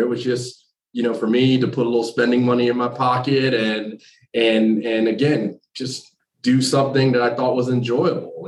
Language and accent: English; New Jersey, United States; moved away as an adult; also born or lived in North Carolina; I'm originally from New Jersey, but I did my undergrad and my grad work in North Carolina